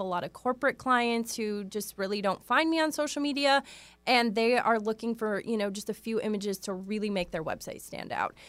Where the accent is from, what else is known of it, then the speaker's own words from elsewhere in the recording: Wisconsin, United States; moved away as an adult; now in Seattle, United States; I grew up in Wisconsin